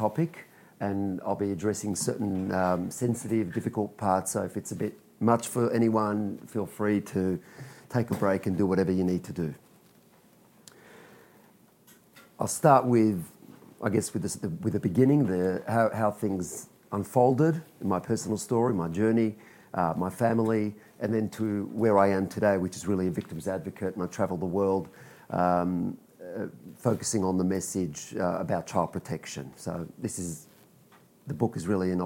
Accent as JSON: {"language": "English", "country": "Australia", "tie": "born or raised there", "also_born_or_lived": "Israel"}